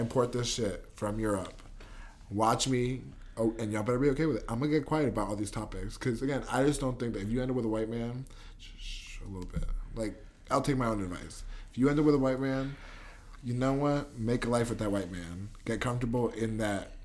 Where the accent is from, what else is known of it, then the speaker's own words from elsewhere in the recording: United States; I'm such an American